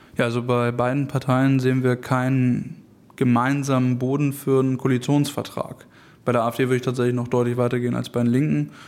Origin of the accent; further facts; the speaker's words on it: Hamburg, Germany; Ich komme aus Harburg